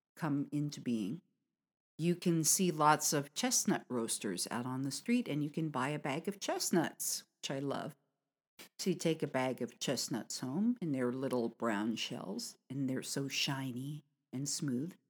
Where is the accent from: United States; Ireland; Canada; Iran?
United States; from America